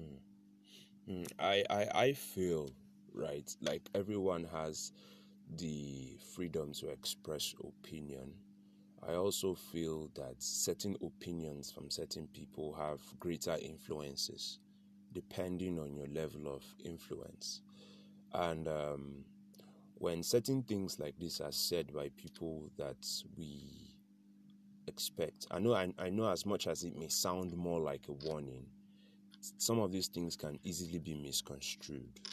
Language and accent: English; the North, Northern Nigeria, Nigeria; also born or lived in South South, Nigeria / Abuja; I grew up in the North.